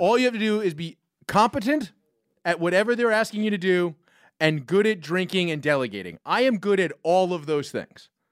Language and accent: English; New York, United States; as a New Yorker